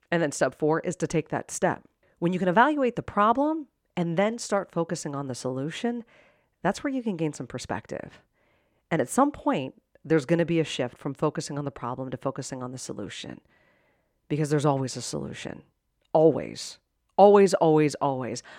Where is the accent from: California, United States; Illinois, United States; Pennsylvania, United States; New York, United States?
Pennsylvania, United States; Pittsburgh; I grew up in Pittsburgh, and my sister was at Penn State